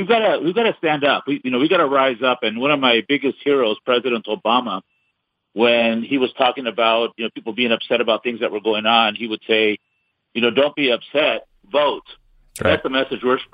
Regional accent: San Diego, California, United States; I'm a native San Diegan, 100% Mexican, born and raised in San Diego

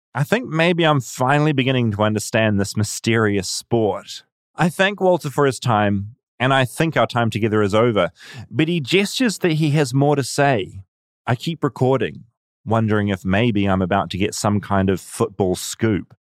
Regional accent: New Zealand; I'm from New Zealand

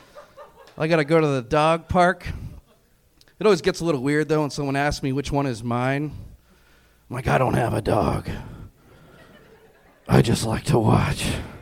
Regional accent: Reno, Nevada, United States; moved away as an adult; now in Los Angeles, United States; as a black man, I find that offensive. I'm from Reno, Nevada.

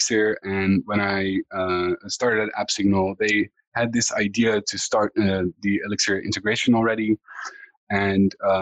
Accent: Netherlands; I'm from the Netherlands.

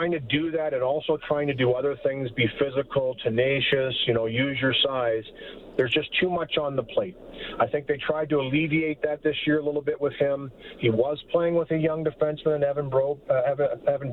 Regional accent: Port Elgin, Ontario, Canada; I was roofing in my hometown of Port Elgin at the time

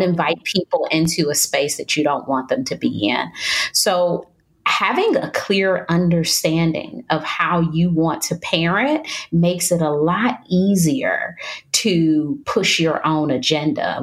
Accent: Detroit, Michigan, United States; moved away as an adult; now in North Carolina, United States; I'm from Detroit, Michigan, which is very cold, and I've moved to North Carolina, which is much warmer

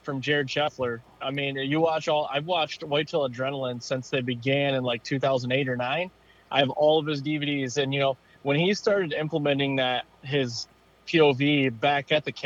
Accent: Central Michigan, United States; born and raised in Central Michigan. Still live there to this day

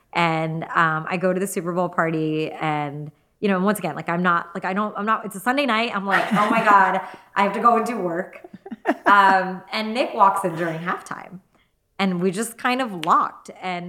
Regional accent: Gujarat, India; Sikh, I'm Hindu. He's Punjabi, I'm Gujarati. We're actually, even within India

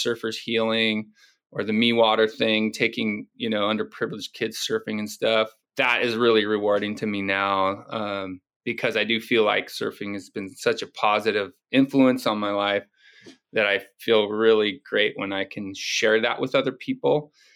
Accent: Ventura, California, United States; also born or lived in Oxnard / Hawaii; growing up in Ventura and Oxnard and area up here

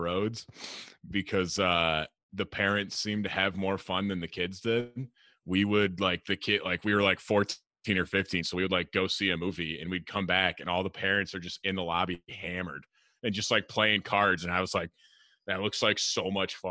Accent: Grand Rapids, Michigan, United States

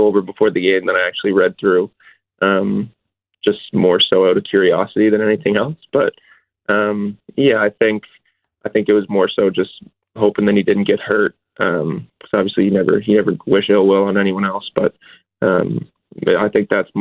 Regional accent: Richmond Hill, Ontario, Canada; Toronto, I grew up in Richmond Hills, so the Leafs are my childhood team

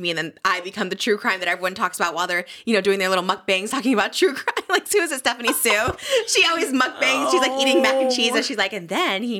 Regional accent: Illinois, United States; I'm from Illinois.

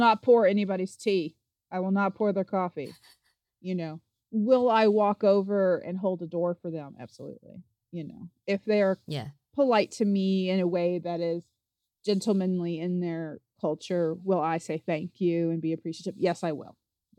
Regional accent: Appalachia, United States; I am from the Appalachian Mountains. I'm not from a place where people have like cotillions or anything like

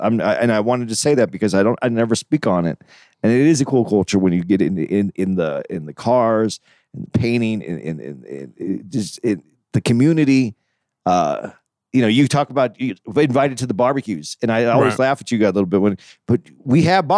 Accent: Arizona, United States; growing up in Arizona

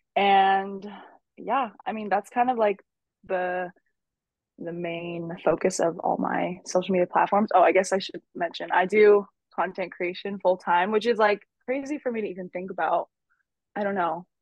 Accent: San Francisco, California, United States; also born or lived in San Jose; I am born and raised in San Francisco. I still live here.

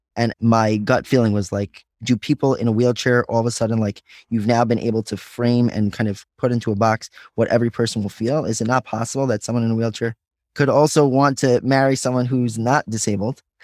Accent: Five Towns, New York, United States; I grew up in the Five Towns

